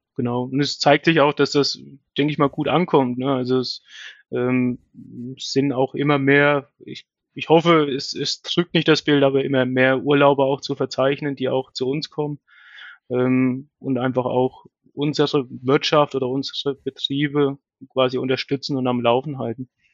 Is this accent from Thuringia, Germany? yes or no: yes; Bettenhausen, Thuringia, Germany; moved away as an adult; now in Birx, Germany; bin gebürtig aus Bettenhausen bei Meining